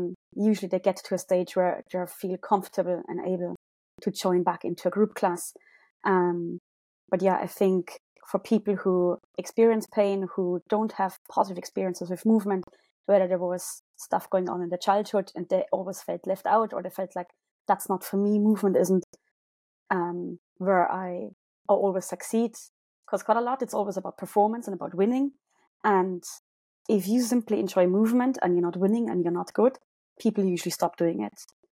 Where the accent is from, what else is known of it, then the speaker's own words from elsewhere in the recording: Munich, Bavaria, Germany; accent: German; English is a second language; moved away as an adult; now in Cork, Ireland; Originally from Germany, as you can probably hear from my accent.